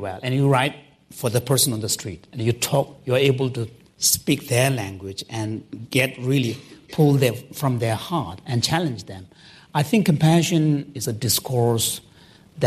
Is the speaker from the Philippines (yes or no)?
no; Canada; I'm a Canadian, I live next door neighbor.